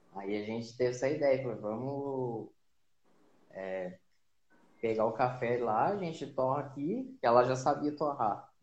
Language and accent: Portuguese; Silveiras, São Paulo, Brazil; eu sou, sou paulista, né? É, nascido e criado aqui em Silveiras, né? interior de São Paulo